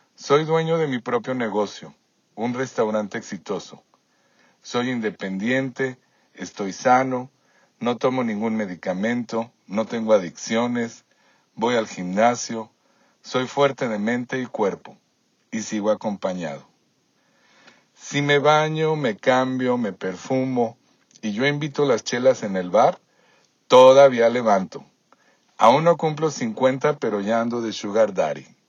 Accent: Guadalajara, Jalisco, Mexico; moved away as an adult; now in Toronto, Canada; En Guadalajara, de donde soy originario, estudié ciencias de la comunicación en el ITESO

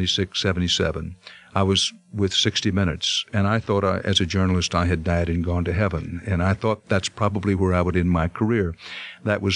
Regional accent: Texas, United States; moved away; I grew up in Texas

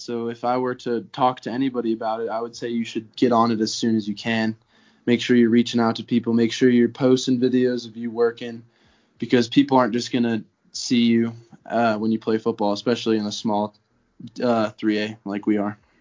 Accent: Conifer, Colorado, United States; I'm from Conifer, Colorado

